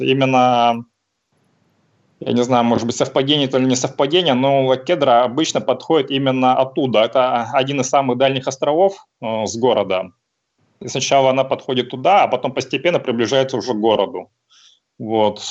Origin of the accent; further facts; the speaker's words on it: Sakhalin Oblast, Russia; moved away as an adult; now in Vladivostok, Russia; я родом с Сахалина, там родился, прожил какое-то время, а, потом, соответственно, переехал в Владивосток э, на учебу, ну, так здесь и остался